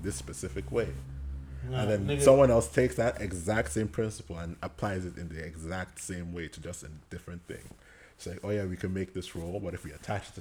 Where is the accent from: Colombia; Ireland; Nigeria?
Nigeria; as a Nigerian man born in the 90s.